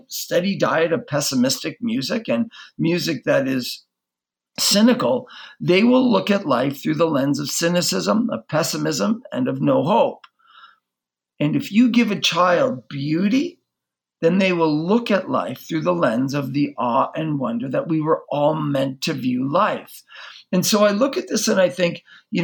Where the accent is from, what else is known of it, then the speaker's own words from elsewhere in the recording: Canada; I grew up in Canada.